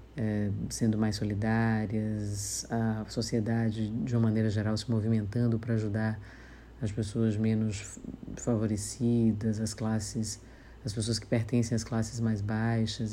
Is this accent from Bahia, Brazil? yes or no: yes; Salvador, Bahia, Brazil; um tio-avô que tinha um açougue em Piripiri, no subúrbio ferroviário, onde eu morei boa parte da vida.